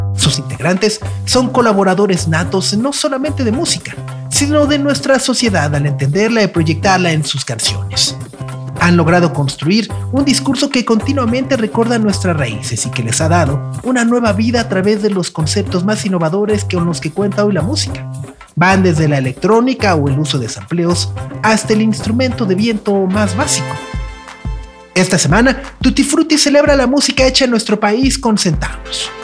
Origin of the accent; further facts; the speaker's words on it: Mexico; nos defina como mexicanos